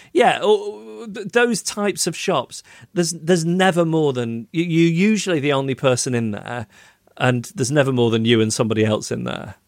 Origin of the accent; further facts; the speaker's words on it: Macclesfield, North West England, United Kingdom; my hometown of Macclesfield.